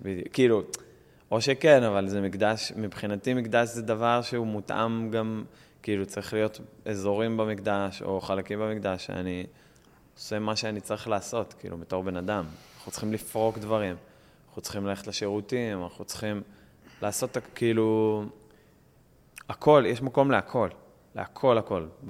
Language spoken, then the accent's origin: Hebrew; Israel; אני ישראלי